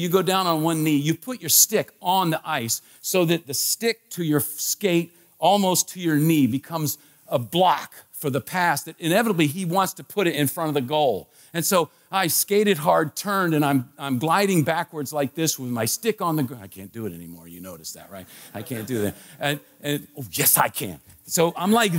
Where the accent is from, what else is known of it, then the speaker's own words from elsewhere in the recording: Washington, District of Columbia, United States; I was a kid, growing up in the Washington, D.C. area